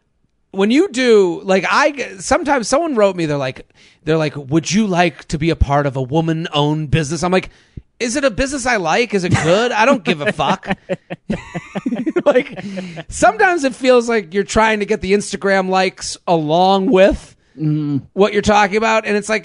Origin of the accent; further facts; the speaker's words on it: Massachusetts, United States; Well, I am from the Boston area. I am from outside of Boston.